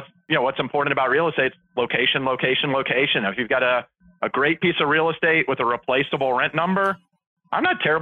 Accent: Atlanta, Georgia, United States; I grew up in Atlanta

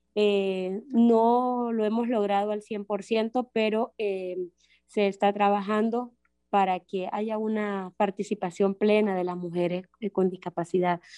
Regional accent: Honduras; soy de Honduras

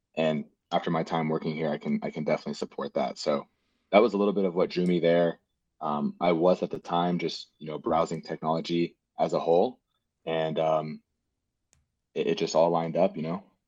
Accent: Houston, Texas, United States; also born or lived in Cypress, Texas / College Station, Texas; born and raised in Houston, Texas.

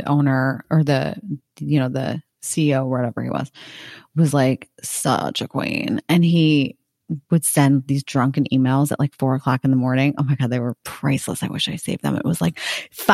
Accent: Connecticut, United States; I am from Connecticut

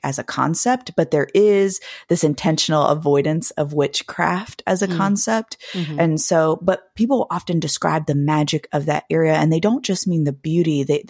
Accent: Blue Ridge Mountains, United States; But people will often describe the same thing particularly about where I'm from the Blue Ridge Mountains, that area just feels magical.

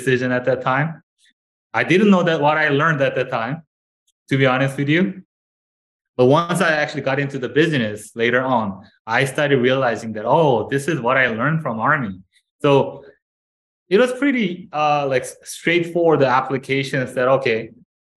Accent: South Korea; moved away as an adult; now in Canada; I came from Korea, South Korea. So as a South Korean guy, that's the mandatory service

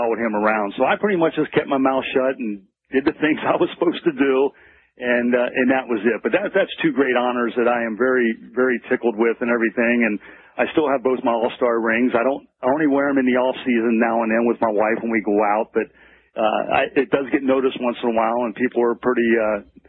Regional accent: York, Pennsylvania, United States; I grew up in York, Pennsylvania

